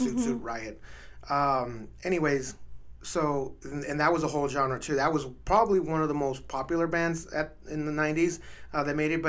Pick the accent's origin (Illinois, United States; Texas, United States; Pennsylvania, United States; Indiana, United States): Texas, United States; El Paso; That's my hometown.